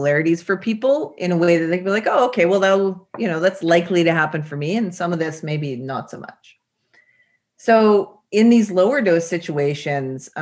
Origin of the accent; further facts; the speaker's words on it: British Columbia, Canada; I grew up in British Columbia, so lots of nature